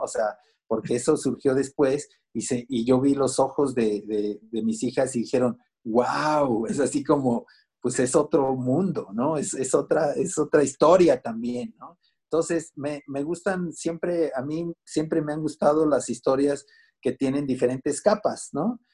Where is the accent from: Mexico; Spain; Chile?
Mexico; Mexico City; born or raised there; also born or lived in Minatitlán, Veracruz